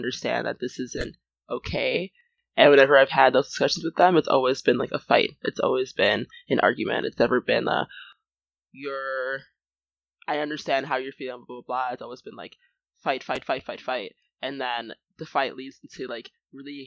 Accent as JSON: {"language": "English", "country": "United States", "said": "me being, like, Nigerian and American"}